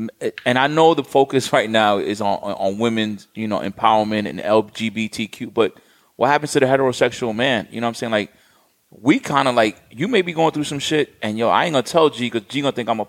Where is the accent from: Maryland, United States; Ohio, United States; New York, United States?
New York, United States; New York City; growing up in Brooklyn